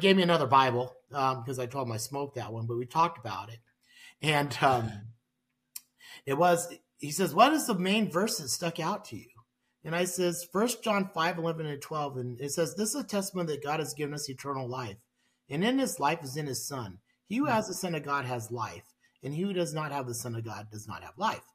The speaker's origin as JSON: {"language": "English", "region": "Hawaii", "country": "United States", "tie": "born or raised there", "moved": "yes", "lives_now": "Sioux Falls, United States", "said": "I was born in Hawaii and, my dad was a police officer in Hawaii."}